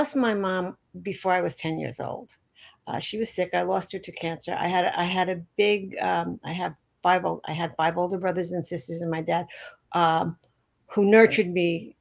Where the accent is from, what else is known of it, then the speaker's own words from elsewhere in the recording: New York City, New York, United States; I am a born and raised New Yorker. I grew up on the Lower West Side of Manhattan